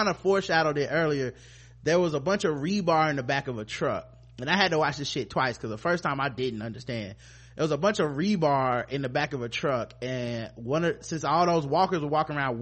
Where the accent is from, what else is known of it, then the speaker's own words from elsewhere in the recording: the South, United States; I'm from the South